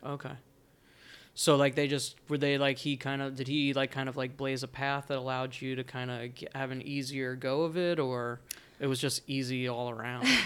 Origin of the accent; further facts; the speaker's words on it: New Jersey, United States; moved away; I grew up in New Jersey